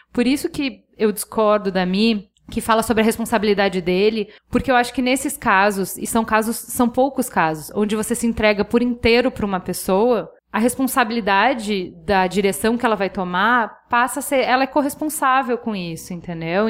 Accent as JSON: {"language": "Portuguese", "country": "Brazil", "said": "para mim, brasileiro"}